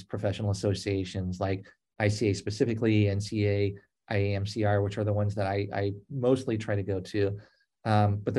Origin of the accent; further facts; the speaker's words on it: Los Angeles, California, United States; moved away as an adult; now in Oregon, United States; growing up in Los Angeles